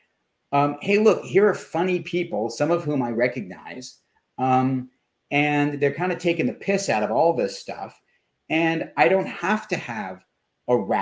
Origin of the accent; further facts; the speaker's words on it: New York City, New York, United States; I grew up in Manhattan